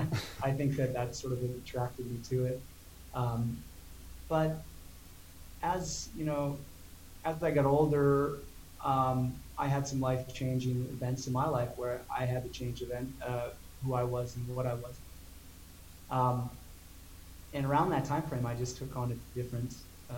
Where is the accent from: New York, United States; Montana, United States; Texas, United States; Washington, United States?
Montana, United States; my young age of exploring growing up in Montana